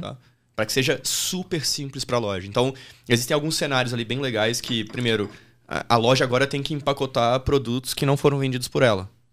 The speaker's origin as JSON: {"language": "Portuguese", "town": "Diamantina", "region": "Minas Gerais", "country": "Brazil", "tie": "born or raised there", "also_born_or_lived": "Australia / Nebraska", "accent": "mineiro", "moved": "as an adult", "said": "Eu saí de Diamantina, que é a minha cidade, com 18 anos"}